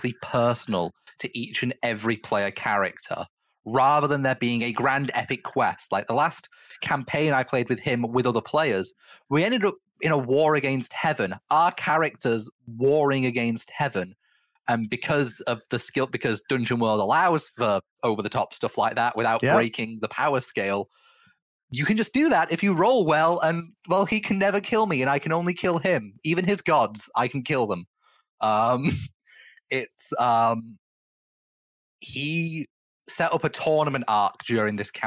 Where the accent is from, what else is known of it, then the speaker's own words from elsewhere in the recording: Manchester, North West England, United Kingdom; I'm from Manchester